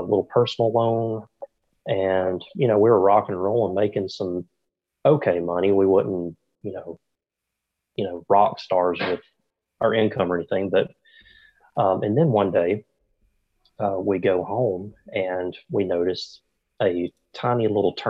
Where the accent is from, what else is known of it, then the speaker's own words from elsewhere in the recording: Haleyville, Alabama, United States; accent: Southern; I live in Haleyville, Alabama. It's a very, very small town in the South. And if you, can tell by my accent, I am definitely from the South. So I love it down here. I've lived here all my life